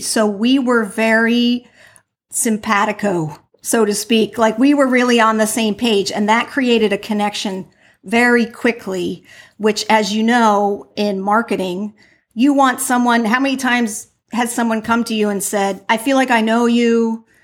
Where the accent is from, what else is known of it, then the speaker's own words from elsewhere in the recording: New Jersey, United States; now in Florida, United States; I'm from New Jersey